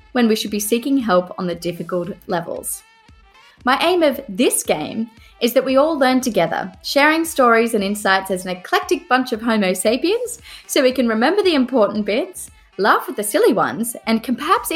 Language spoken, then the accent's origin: English; Australia; now in United Kingdom; I'm an Australian lawyer living in the UK